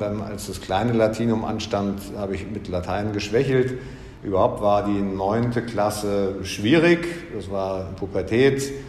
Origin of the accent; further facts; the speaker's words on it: Berlin, Germany; accent: Berlinerisch; moved away as an adult; also born or lived in Frankfurt am Main; Ich bin in Frankfurt am Main geboren und als ich sechs war, zogen meine Eltern nach Berlin. Insofern bin ich in Berlin aufgewachsen